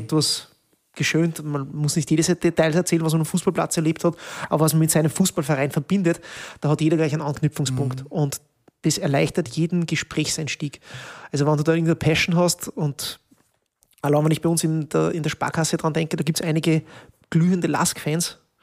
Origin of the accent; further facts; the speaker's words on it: Peuerbach, Upper Austria, Austria; moved away as an adult; now in Linz, Austria; ich bin ja gebürtiger Bodischler